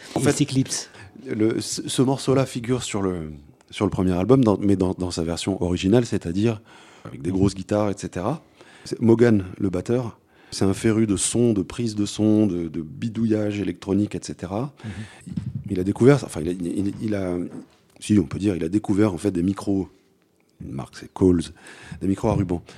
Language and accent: French; London, United Kingdom; moved away; j'ai grandi en Angleterre, donc le, est dans les années, pendant les années 80 et à Londres